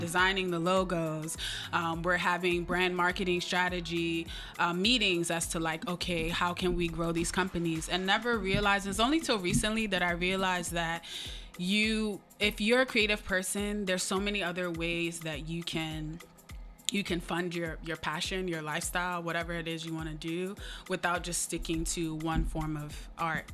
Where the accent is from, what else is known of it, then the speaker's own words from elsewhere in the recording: United States; for us being Nigerian American and first gen